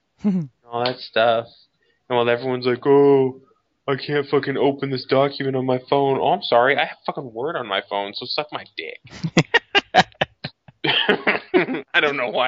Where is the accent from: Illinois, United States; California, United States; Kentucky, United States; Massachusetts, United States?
Massachusetts, United States; Boston; I'm obviously from Boston